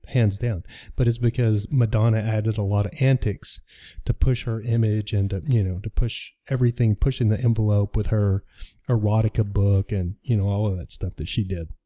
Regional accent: Dallas, Texas, United States; moved away; I'm from Dallas

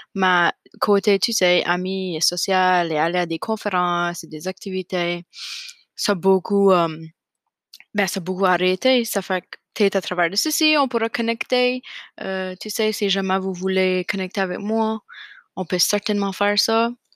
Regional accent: Fredericton, New Brunswick, Canada; also born or lived in Nova Scotia; now in Moncton, Canada; j'ai grandi à Fredericton, au Nouveau-Brunswick

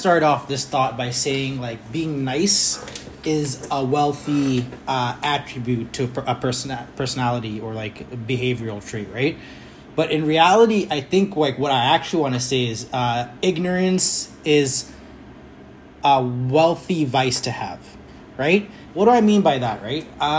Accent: Kenya; moved away; I came from Kenya in the 90s in the middle of, like, one of the world's greatest AIDS epidemic in the world, right?

